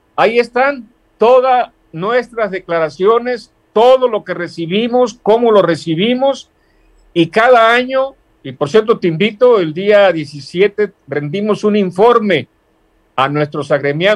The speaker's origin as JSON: {"language": "Spanish", "town": "Tecpan de Galeana", "region": "Guerrero", "country": "Mexico", "said": "me gusta hablar derecho como buen costeño"}